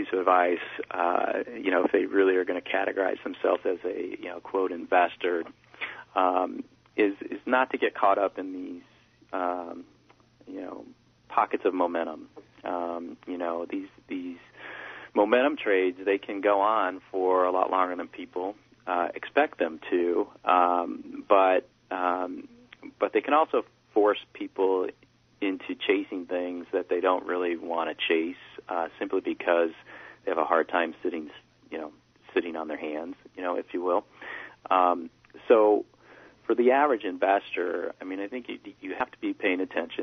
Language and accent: English; United States; from being an American